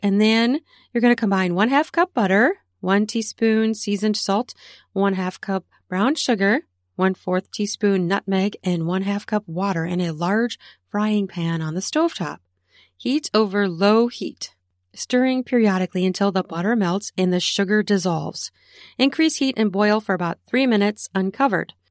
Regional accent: Minnesota, United States; my home state of Minnesota

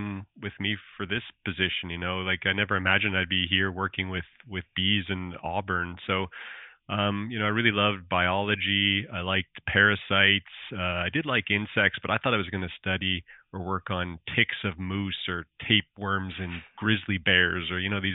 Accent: Alberta, Canada; accent: Canadian; moved away as an adult; also born or lived in Nova Scotia; I'm from Alberta, Canada

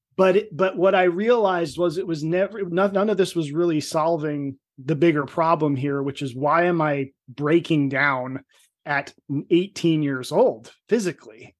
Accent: New Jersey, United States; I'm from Jersey, but I was a Jersey meathead.

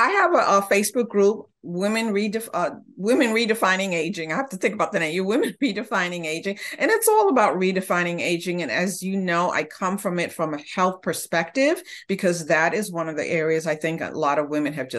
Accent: Honduras

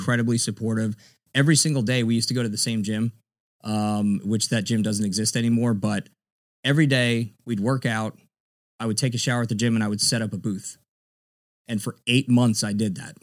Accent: South Florida, United States; also born or lived in Miami-Dade County, Florida; now in Tampa, United States; grew up in Florida. I'm a Florida cracker. I grew up in South Florida, down in, uh, Broward, a little bit of Dade County.

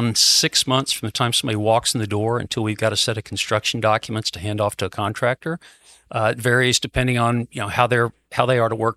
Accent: Fort Worth, Texas, United States; now in East Dallas, United States; I was from Fort Worth

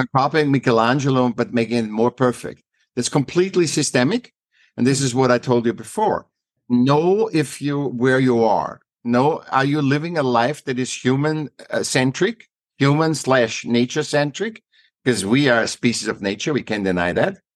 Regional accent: Vienna, Austria; moved away as an adult; now in United States; I was born in Vienna, uh, Austria

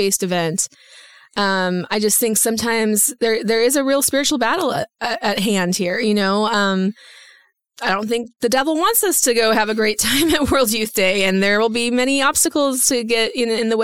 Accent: Iowa, United States; also born or lived in Indianapolis / Virginia; now in Houston, United States; I grew up in Iowa

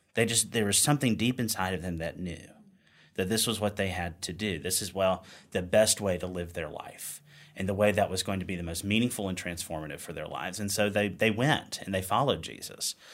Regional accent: Wilson, North Carolina, United States; moved away as an adult; now in Richmond, United States; I grew up in Eastern North Carolina

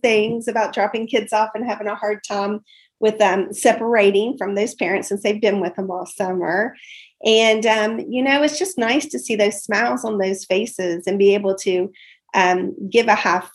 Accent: West Virginia, United States; moved away as an adult; now in Mason County, Kentucky, United States; I was originally from West Virginia

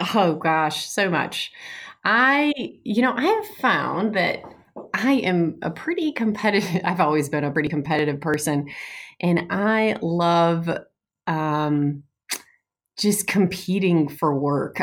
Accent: outside of Detroit, Michigan, United States; moved away; I grew up outside of Detroit

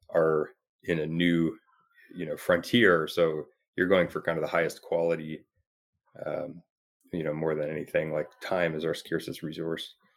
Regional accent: Toronto, Ontario, Canada; now in Bay Area, United States; I'm from Toronto, so I, you know, kind of pretty familiar with the area

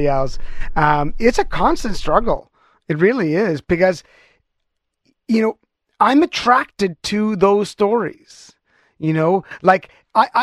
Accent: Canada; I'm stereotypical Canadian in that way.

